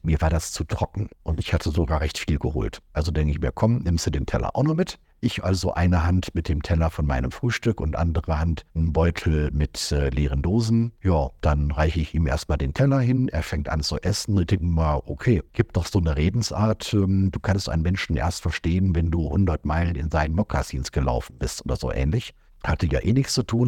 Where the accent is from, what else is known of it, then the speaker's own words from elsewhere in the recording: Germany; als Deutscher